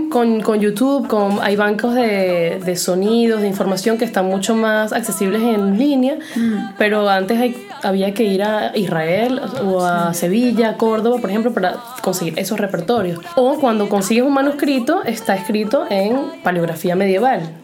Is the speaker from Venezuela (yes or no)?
yes; Venezuela; moved away as an adult; also born or lived in Lyon, France; now in France; cuando yo me fui de Venezuela